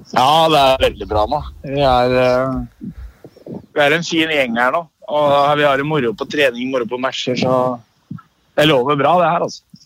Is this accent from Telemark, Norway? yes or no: no; Østfold, Norway; moved away as an adult; now in Stavanger, Norway; hjemme i Østfold